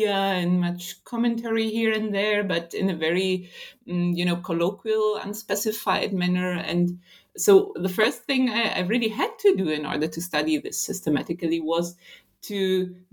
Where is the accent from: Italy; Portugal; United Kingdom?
Italy; also born or lived in Israel; now in Germany; Currently not in Israel, but in my hometown in Italy